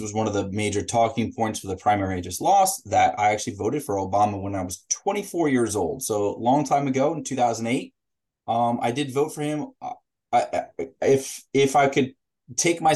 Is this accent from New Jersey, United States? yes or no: yes; Sussex County, New Jersey, United States; I grew up in Sussex County, so the north, you know, the very top of the state, the actual North Jersey